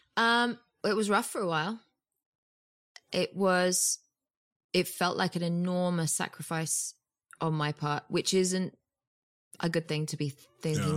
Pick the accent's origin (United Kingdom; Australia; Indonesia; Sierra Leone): United Kingdom; moved away as an adult; now in Los Angeles, United States